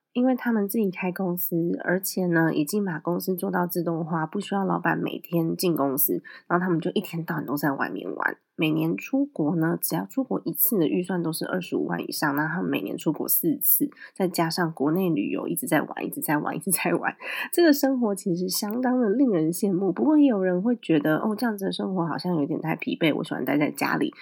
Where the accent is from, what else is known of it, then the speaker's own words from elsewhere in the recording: Taiwan; 我们台湾这边